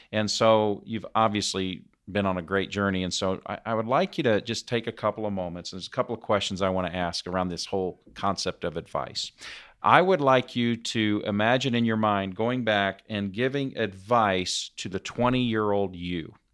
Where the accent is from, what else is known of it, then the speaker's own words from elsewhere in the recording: Indianapolis, Indiana, United States; or I'm in you know my hometown of Indianapolis.